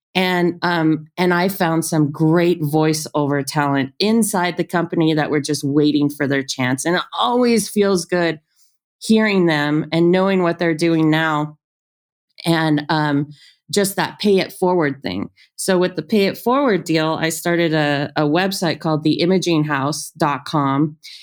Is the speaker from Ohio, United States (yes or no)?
no; Ontario, California, United States; moved away; also born or lived in Inglewood, California / Tucson, Arizona; I grew up right outside of Los Angeles, was born in Inglewood